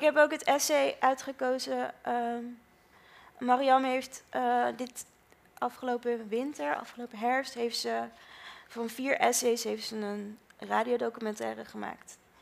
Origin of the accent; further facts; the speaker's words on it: Netherlands; de trots zijn van Nederlander zijn, dat ben ik ook